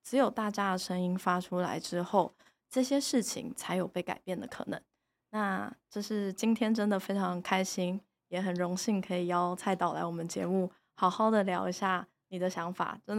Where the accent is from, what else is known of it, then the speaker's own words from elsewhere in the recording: Taiwan; 你如果觉得我们台湾人常常在讲自由民主，我们在讲人权，